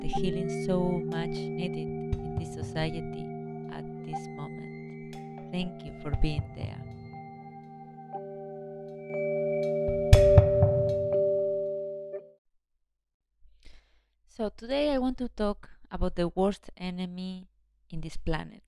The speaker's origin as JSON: {"language": "English", "country": "Spain", "tie": "born or raised there", "said": "I was born in Spain, which is a quite patriarchal country"}